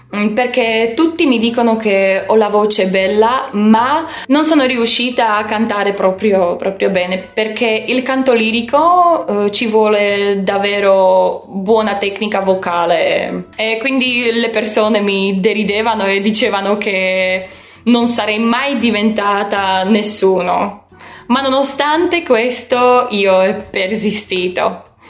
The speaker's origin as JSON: {"language": "Italian", "country": "Slovakia", "second_language": "Italian", "moved": "as an adult", "lives_now": "Verona, Italy", "said": "Io sono slovacca, vivo in un piccolo paese"}